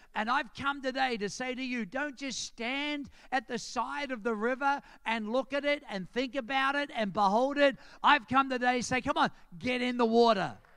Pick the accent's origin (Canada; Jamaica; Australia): Australia; accent: Australian; moved away; as soon as I open my mouth, say, Where are you from? And I say, Australia